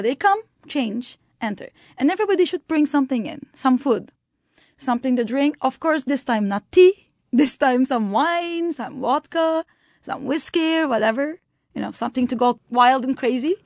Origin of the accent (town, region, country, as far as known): Turkey; born or raised there; moved away